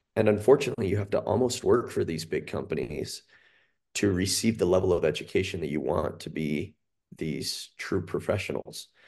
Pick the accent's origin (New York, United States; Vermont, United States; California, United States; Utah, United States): Utah, United States; Cache Valley; moved away as an adult; now in Salt Lake County, United States; I'm from Cache Valley. I grew up on a bison farm up there